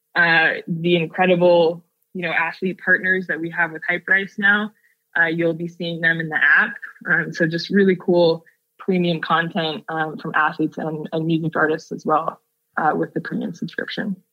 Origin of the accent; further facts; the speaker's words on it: Seattle, Washington, United States; now in Oakland, United States; growing up in Seattle